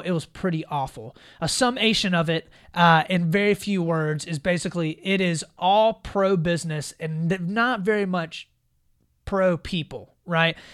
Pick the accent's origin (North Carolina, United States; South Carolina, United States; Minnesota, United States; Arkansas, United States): South Carolina, United States; South Carolina, my home state